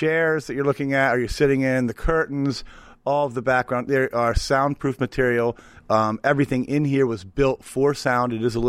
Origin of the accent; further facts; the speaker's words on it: St. Mary's, Maryland, United States; moved away; we're in Easton. It's one of those towns, just like I'm from St. Mary's originally.